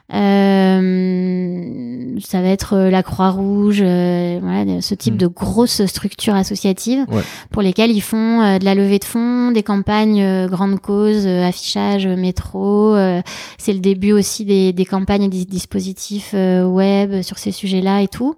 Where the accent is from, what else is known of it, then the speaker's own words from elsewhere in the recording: Germany; moved away; also born or lived in Madrid, Spain; je suis née en Allemagne, mais ma famille est d'origine espagnole.